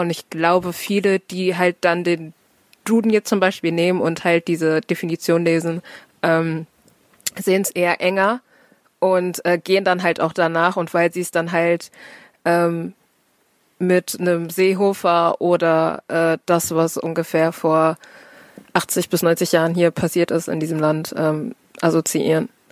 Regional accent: Herne, North Rhine-Westphalia, Germany; Ich bin born and raised in fucking Herne, ähm, hab fast nur Nordrhein-Westfalen gesehen

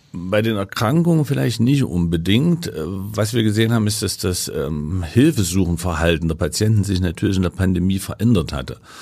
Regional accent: Leipzig, Saxony, Germany; ich komme aus Leipzig, ja. also bin im Osten sozialisiert

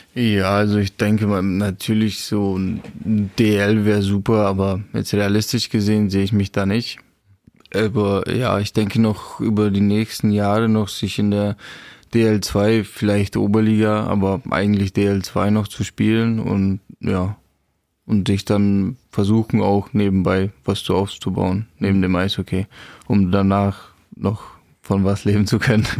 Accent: Czechia; German is a second language; now in Germany; für mich als geborener Tscheche

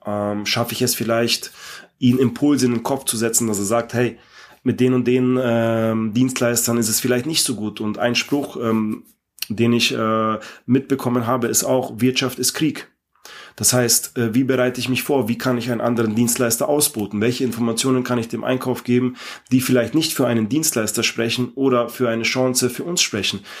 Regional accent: Ingolstadt, Bavaria, Germany; ich komme aus Ingolstadt

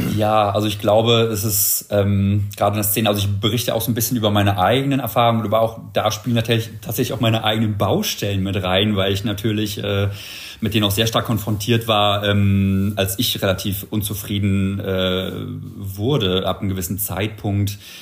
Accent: Berlin, Germany; bin tatsächlich gebürtiger Berliner. Also tatsächlich im Wedding aufgewachsen

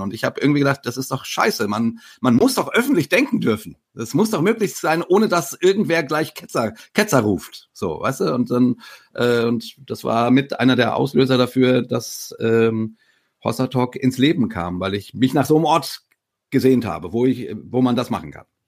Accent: near Frankfurt, Hesse, Germany; ich komme aus der Nähe von Frankfurt

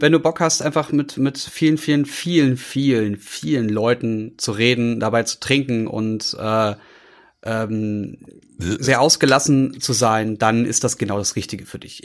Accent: Berlin, Germany; also born or lived in Brandenburg; als Berliner

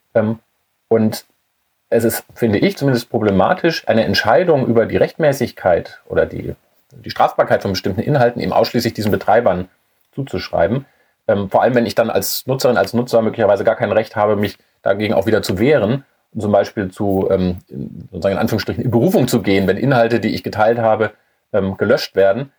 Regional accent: Germany; als Deutsche

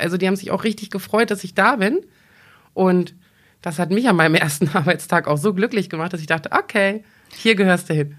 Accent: Braunschweig, Lower Saxony, Germany; ich bin gebürtige Braunschweigerin, ich wohne hier seit fast 43 Jahren

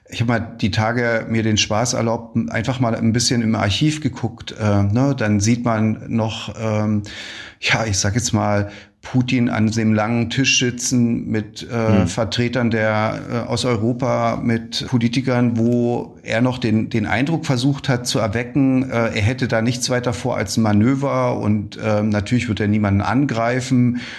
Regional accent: Ukraine; Wir haben uns gesagt als Ukrainer, wir machen das nicht. Wir greifen auch keine Ziele in Weißrussland an.

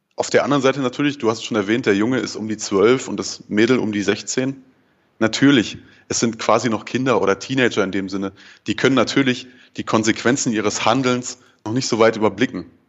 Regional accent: Ruhr area, North Rhine-Westphalia, Germany; now in Marburg, Germany; Ich komme ursprünglich aus dem Ruhrpott

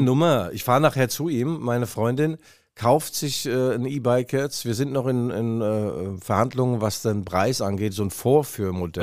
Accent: Mainz, Rhineland-Palatinate, Germany; moved away; Ich war zwei Tage in Mainz, meiner alten Heimat

